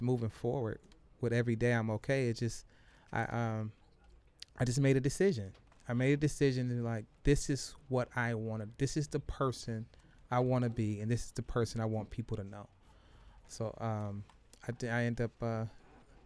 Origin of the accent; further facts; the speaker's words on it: Detroit, Michigan, United States; I'm from the East Side